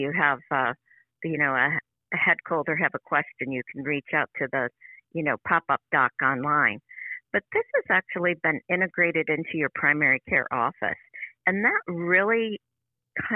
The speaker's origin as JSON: {"language": "English", "town": "Buffalo", "region": "New York", "country": "United States", "also_born_or_lived": "Pittsburgh, Pennsylvania", "moved": "as an adult", "lives_now": "Renfrew, United States", "said": "I'm originally from Western New York. I'm from the Buffalo area"}